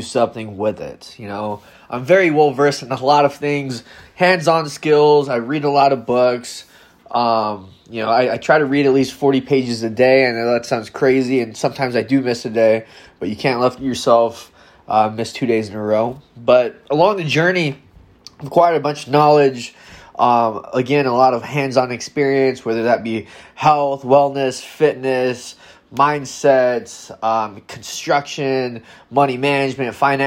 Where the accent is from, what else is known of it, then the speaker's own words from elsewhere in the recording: Madison, Wisconsin, United States; I'm from Madison, Wisconsin